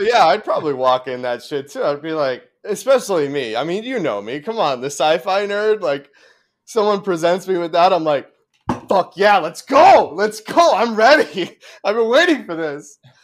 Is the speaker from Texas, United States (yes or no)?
no; Arizona, United States; moved away; growing up in Arizona